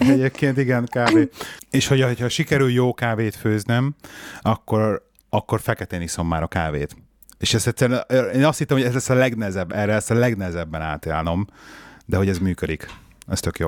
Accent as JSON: {"language": "Hungarian", "region": "Budapest", "country": "Hungary", "tie": "born or raised there", "said": "még a régi Pesti Bérházba felnőttem, tizen sok, sok évet"}